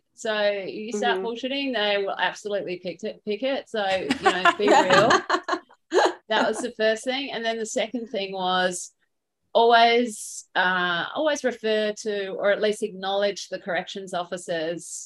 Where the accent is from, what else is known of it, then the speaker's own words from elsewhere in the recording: Australia; accent: Australian; moved away; my Australian accent